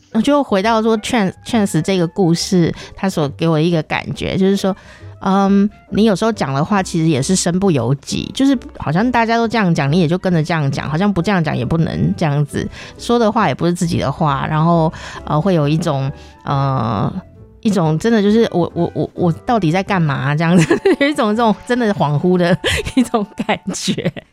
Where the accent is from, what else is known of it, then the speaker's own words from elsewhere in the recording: Taichung, Taiwan; also born or lived in Taipei; 像我是在台中